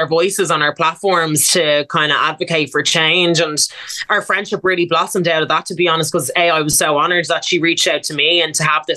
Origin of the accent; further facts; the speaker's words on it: Dublin, Leinster, Ireland; I'm from Baldoyle